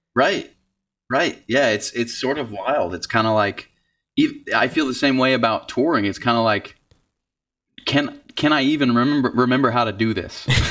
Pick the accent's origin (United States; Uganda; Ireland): United States; Georgia; moved away as an adult; now in Nashville, United States; I grew up in Georgia